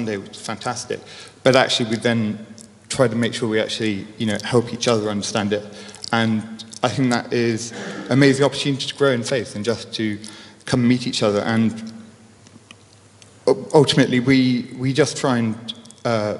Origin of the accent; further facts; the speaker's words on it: Leicestershire, East Midlands, United Kingdom; Born and raised in Leicestershire